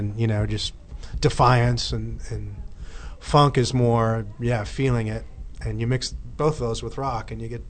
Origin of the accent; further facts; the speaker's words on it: Minneapolis, Minnesota, United States; I grew up in Minneapolis